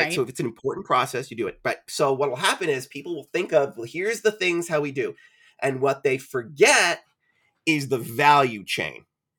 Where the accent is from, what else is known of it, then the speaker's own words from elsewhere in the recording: Ireland; And my answer always is, I'm Irish, is very articulate.